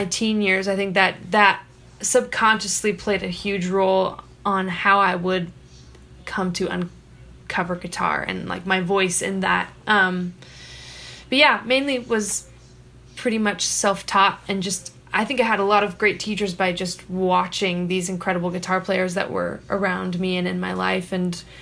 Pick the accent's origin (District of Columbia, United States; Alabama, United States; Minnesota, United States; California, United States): California, United States; Costa Mesa; also born or lived in Escondido, California; I was born in Escondido, California, and then moved to Orange County, where I spent the bulk of my childhood in the suburbs in a place called Costa Mesa